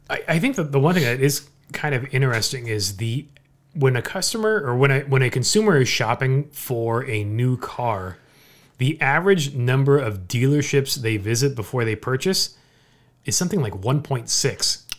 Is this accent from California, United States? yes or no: yes; Orange County, California, United States; I'm a lifelong SoCal resident, right? I've, I've born and raised in Orange County.